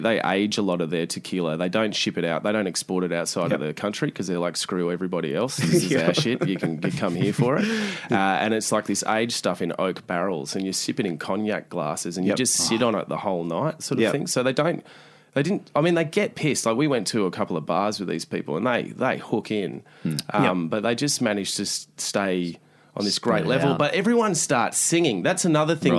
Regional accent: Australia; as Australians

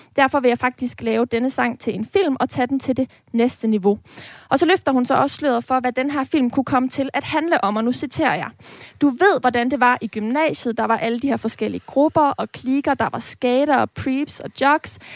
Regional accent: Aarhus, Central Denmark Region, Denmark; som ægte aarhusianer

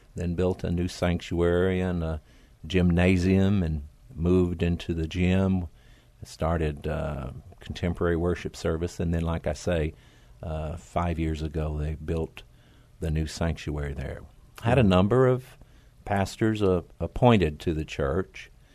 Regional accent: Oklahoma, United States; moved away as an adult; also born or lived in Tennessee; now in San Antonio, United States; I grew up in Oklahoma, uh, way out in the country

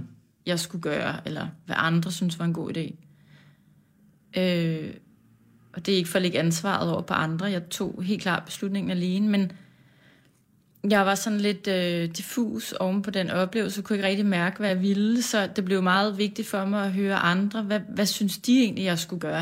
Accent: Farum, Capital Region of Denmark, Denmark; vi voksede op øh, i et parcelhus på en villavej

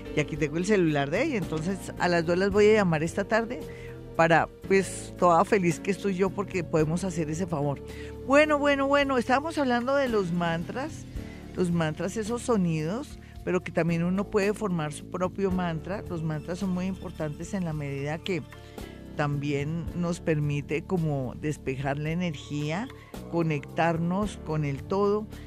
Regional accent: Colombia; somos los colombianos

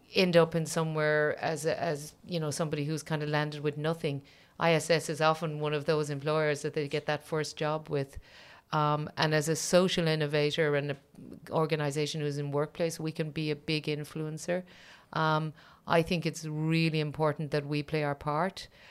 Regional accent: Ireland; as an Irish person

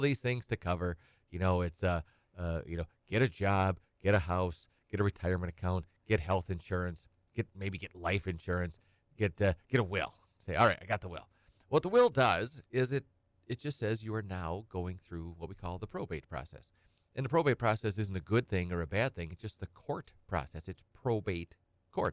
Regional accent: Edgar, United States; I'm from Edgar. I grew up on a little small hobby farm

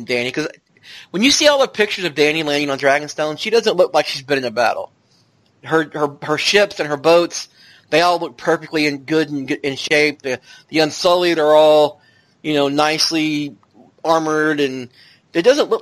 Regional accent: the South, United States; I'm from the South

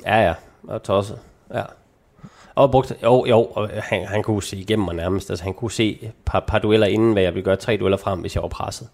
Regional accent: North Jutland, North Denmark Region, Denmark; moved away; der hvor jeg kommer fra, i Nordjylland

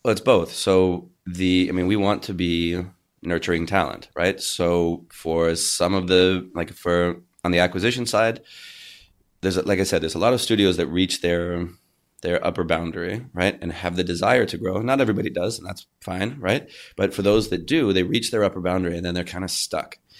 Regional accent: Canada; a Canadian actor

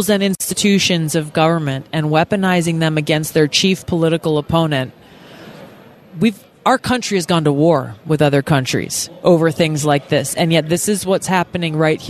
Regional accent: Hawaii, United States; my home state of Hawaii

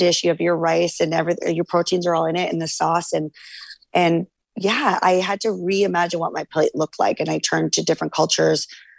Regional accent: Canada; I find the typical American diet, I'm Canadian as well.

